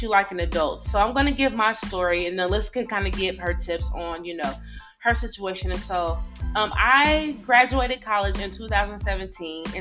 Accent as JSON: {"language": "English", "town": "Decatur", "region": "Illinois", "country": "United States", "also_born_or_lived": "Texas", "moved": "as an adult", "said": "we're all originally from Decatur, Illinois"}